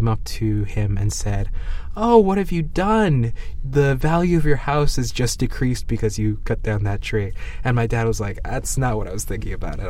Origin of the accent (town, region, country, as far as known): New York, United States; born or raised there